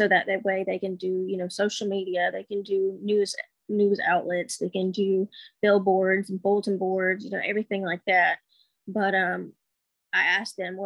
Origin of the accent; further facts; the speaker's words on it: Alabama, United States; moved away as an adult; also born or lived in Texas / Washington State; now in Washington, United States; Growing up, I lived in Alabama. I moved away from Alabama when I was like 19.